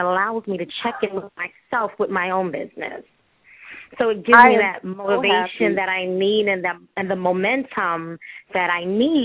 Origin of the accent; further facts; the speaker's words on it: New York City, New York, United States; I'm from Brooklyn, New York